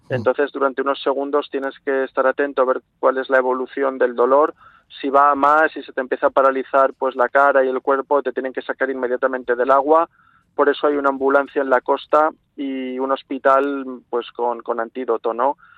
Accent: Málaga, Andalusia, Spain; soy de Málaga, eh, de una ciudad de mar

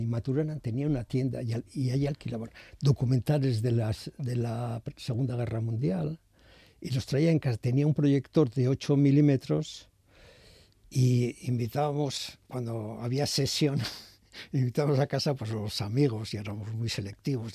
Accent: San Sebastián, Basque Country, Spain; Nosotros vivíamos, y yo nací en Miguel y Mazuno enfrente del Cursal

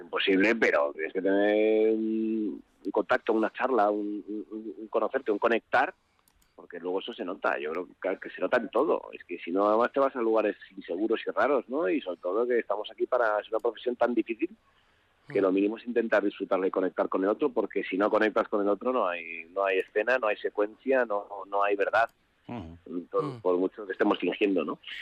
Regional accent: Asturias, Spain; que somos los, los asturianos

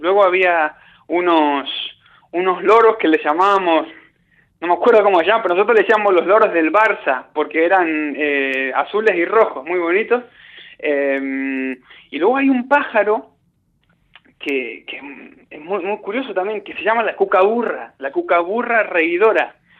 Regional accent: Puerto Deseado, Santa Cruz, Argentina; Puerto Deseado, que es mi pueblo donde yo me crié

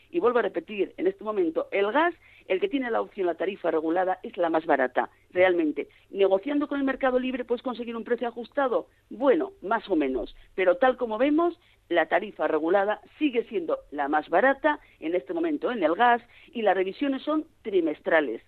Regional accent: Pamplona, Navarre, Spain; como buena navarra que soy y buena de Pamplona

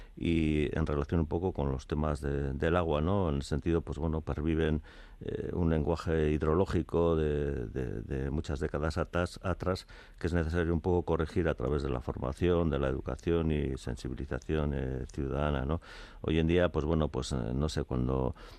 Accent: Tolosa, Basque Country, Spain; Yo sí soy de Tolosa, sí de, pequeño he vivido

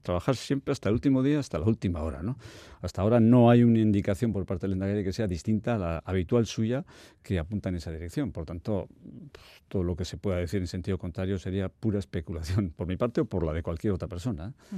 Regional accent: Bermeo, Basque Country, Spain; yo soy de Bermeo

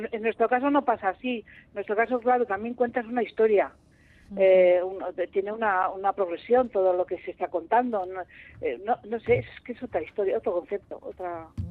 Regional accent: Madrid, Community of Madrid, Spain; yo soy de Madrid

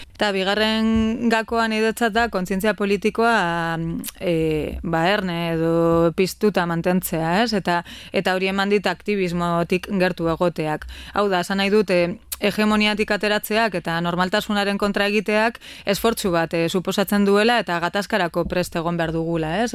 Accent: Bilbao, Basque Country, Spain; kasetari bilbotarra naiz

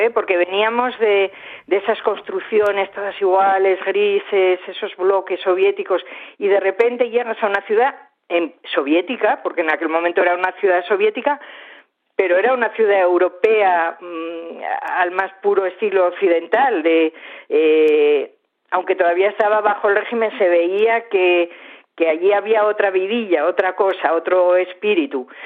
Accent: Asturias, Spain; en eso soy un poco vasca, yo creo. Bueno, soy asturiana

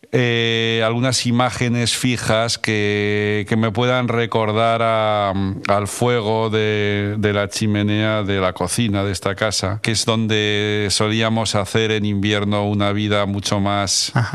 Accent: Madrid, Community of Madrid, Spain; moved away as an adult; also born or lived in San Sebastián; now in Bera, Spain; volví a Madrid a seguir con los estudios

